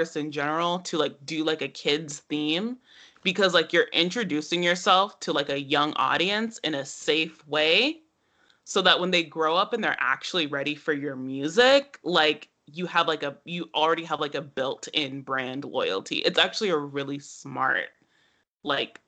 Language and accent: English; Atlanta, Georgia, United States; I'm from Atlanta